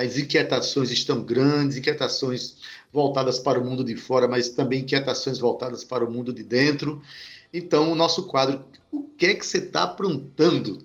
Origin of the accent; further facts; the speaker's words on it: Brazil; eu sou brasileiro